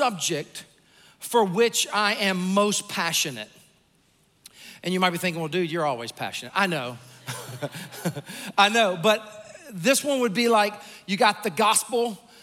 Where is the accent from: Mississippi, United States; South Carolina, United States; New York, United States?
South Carolina, United States; Sumter; I was born and raised in Sumter, South Carolina.